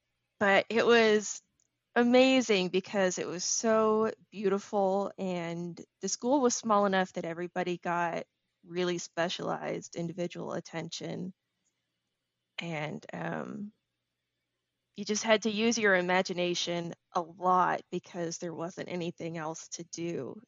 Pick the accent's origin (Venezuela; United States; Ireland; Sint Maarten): United States; Houston, Texas; also born or lived in Midland, United States / Indonesia / Plano, United States; All over Texas. So born in Houston, moved to Midland, moved to Indonesia for 3 years, back to Midland. Then went to high school in Plano, college